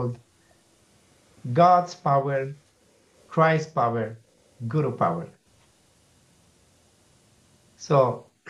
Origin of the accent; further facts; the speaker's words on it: Milan, Lombardy, Italy; English is a second language; I'm from Milan